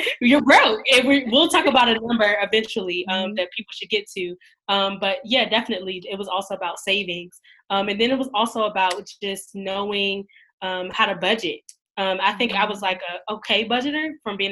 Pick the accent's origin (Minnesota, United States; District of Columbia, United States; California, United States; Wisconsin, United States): District of Columbia, United States; Washington; moved away as an adult; also born or lived in North Carolina; now in Maryland, United States; I'm from Washington, D.C., born and raised Southeast D.C.